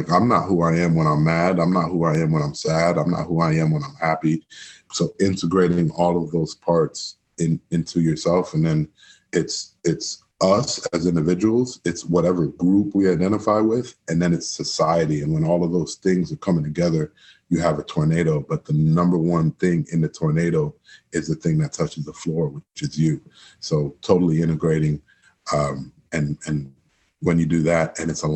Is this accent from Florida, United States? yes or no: yes; Miami, Florida, United States; moved away; born and raised in Miami, Florida, my mom's from Trinidad and my dad's from Guyana